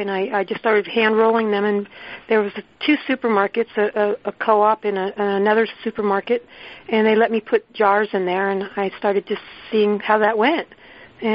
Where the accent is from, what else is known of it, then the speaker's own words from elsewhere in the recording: San Francisco, California, United States; growing up in San Francisco, we lived near a bakery